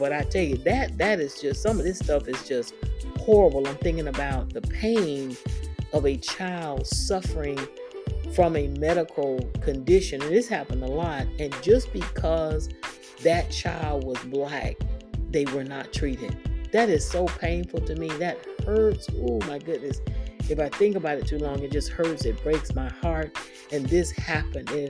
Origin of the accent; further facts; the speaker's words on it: Daytona Beach, Florida, United States; Daytona Beach, where I grew up